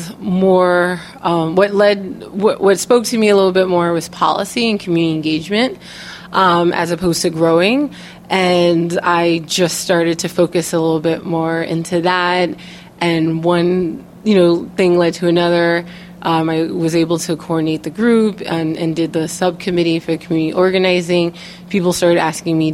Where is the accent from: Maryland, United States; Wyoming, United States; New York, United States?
New York, United States; being a woman of color, growing up in New York